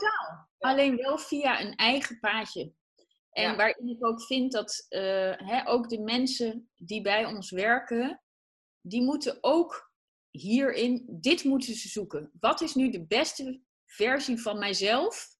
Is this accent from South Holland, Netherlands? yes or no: no; Achterhoek, Gelderland, Netherlands; ik kom uit de Achterhoek